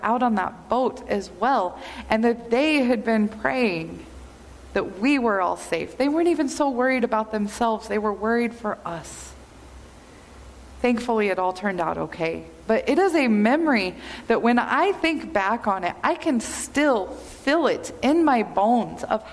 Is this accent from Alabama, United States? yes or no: no; Kansas, United States; I'm from Kansas. And in the summer in Kansas, we're right in the middle of Tornado Alley.